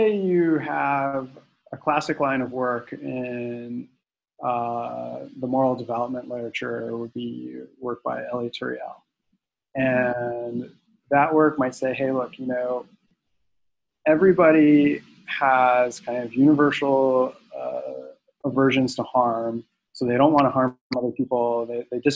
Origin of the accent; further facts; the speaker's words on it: Central Florida, United States; I grew up in Central Florida